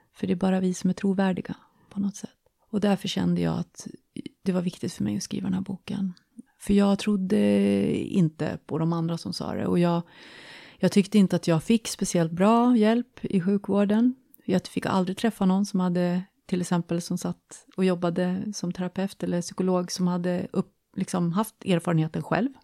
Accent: Jämtland, Sweden; moved away as an adult; now in Stockholm, Sweden; Jag kommer från Jämtland. Eh, flyttade ner till Stockholm i början på 90-talet

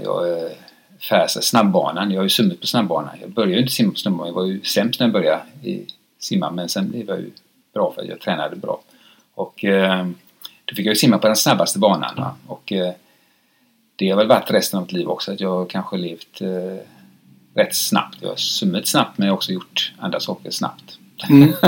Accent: Gothenburg, Västra Götaland, Sweden; jag kommer från Frölunda

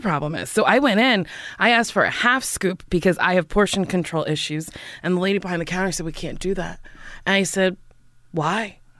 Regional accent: Middletown, New Jersey, United States; moved away as an adult; also born or lived in New York; Where'd I come from? Middletown, New Jersey

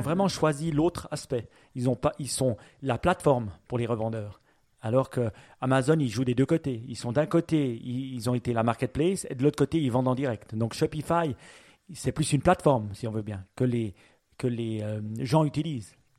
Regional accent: Switzerland; chez nous en Suisse

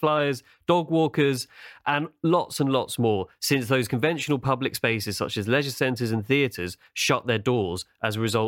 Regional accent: London, United Kingdom; also born or lived in Tooting, London; I grew up in London. I grew up in Clapham Junction

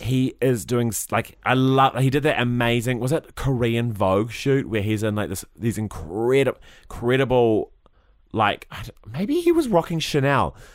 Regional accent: Christchurch, Canterbury, New Zealand; growing up in Christchurch

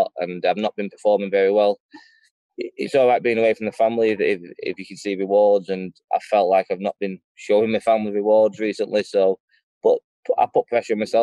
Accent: Stockport, North West England, United Kingdom; I'm from Stockport, we're bruisers

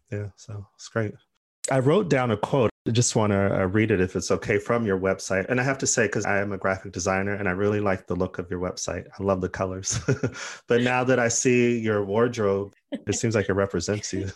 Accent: Arizona, United States; now in United Kingdom; I'm from Arizona

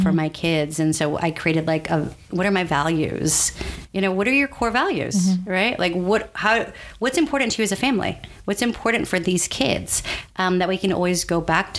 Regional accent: San Antonio, Texas, United States; moved away as an adult; also born or lived in New York City; I was born in San Antonio, Texas. Mm-hmm. My parents were born in San Antonio, Texas

